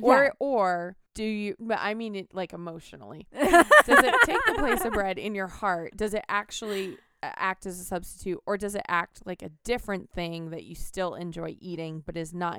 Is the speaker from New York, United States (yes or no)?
no; Massachusetts, United States; I grew up in Massachusetts.